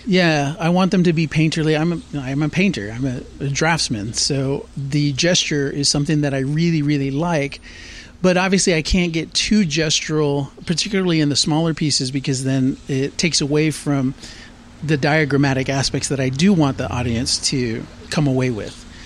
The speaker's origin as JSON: {"language": "English", "town": "San Antonio", "region": "Texas", "country": "United States", "tie": "born or raised there", "also_born_or_lived": "Laredo, Texas / Austin, Texas / Boulder, Colorado", "said": "I was born in Laredo, Texas, and then I moved up to San Antonio in about early 80s when I was five years old. So San Antonio is really the place that I call home."}